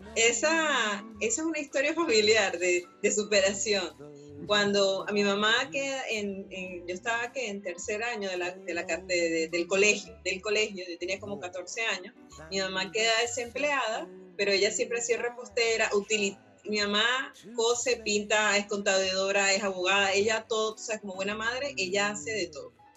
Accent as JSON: {"language": "Spanish", "country": "Venezuela", "moved": "yes", "said": "soy emigrante de Venezuela"}